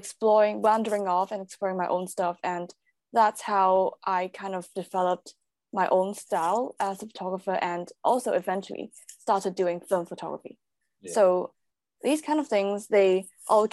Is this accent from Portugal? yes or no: no; Hong Kong; moved away as an adult; now in London, United Kingdom; I'm originally from Hong Kong. So I grew up there. I was born there, grew up there. I studied there until uni, and then I moved to London.